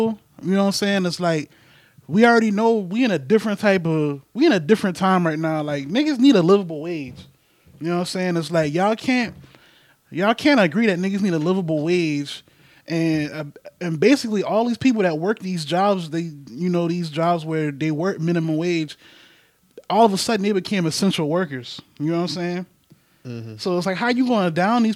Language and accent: English; Charleston, South Carolina, United States; living like growing up in Charleston